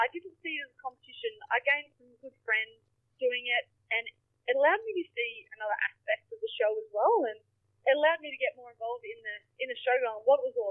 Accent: Moree, New South Wales, Australia; moved away as an adult; now in Leeton, Australia; I grew up in Moree all my life.

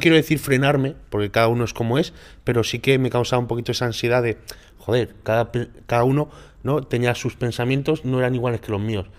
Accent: Málaga, Andalusia, Spain; soy de Málaga, soy

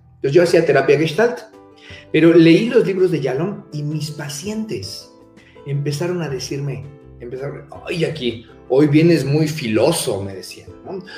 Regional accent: Mexico; soy mexicano

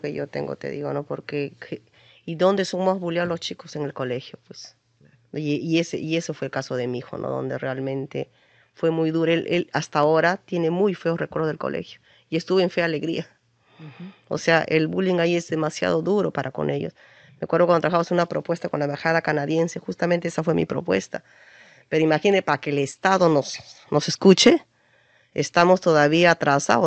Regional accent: Huancayo, Junín, Peru; yo soy huancaína

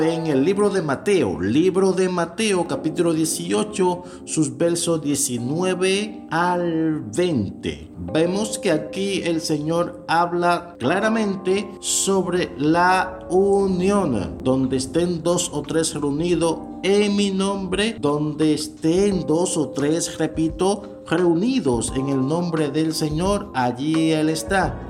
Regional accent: Dominican Republic; desde aquí, desde la República Dominicana

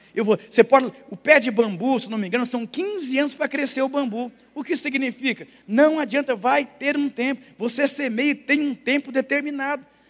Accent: Brazil; also born or lived in Lapa; eu sou brasileiro

